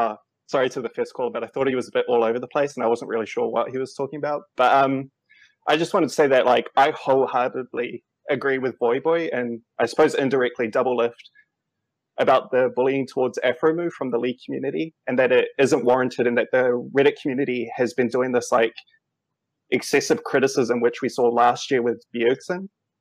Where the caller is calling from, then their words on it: New Zealand; Kia ora koutou. Calling from New Zealand.